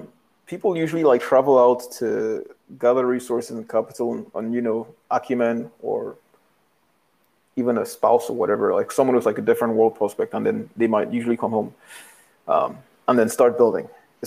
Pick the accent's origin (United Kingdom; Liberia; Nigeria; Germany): Nigeria; moved away; also born or lived in Grenada; They were like, "Where are you from?" I'm like, "Nigeria."